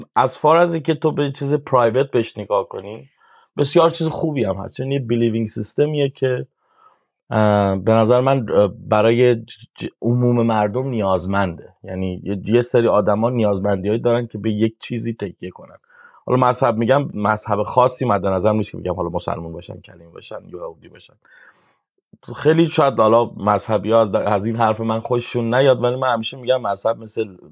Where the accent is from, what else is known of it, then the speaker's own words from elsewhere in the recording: Shiraz, Fars, Iran; moved away as an adult; now in Sydney, Australia; تو محله که ما بزرگ شدیم مالی آباد شیراز